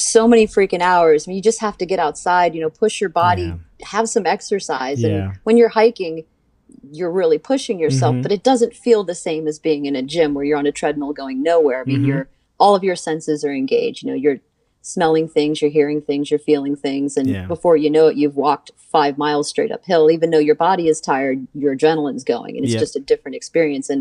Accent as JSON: {"language": "English", "country": "United States", "tie": "born or raised there", "said": "I grew up right outside of Washington, DC."}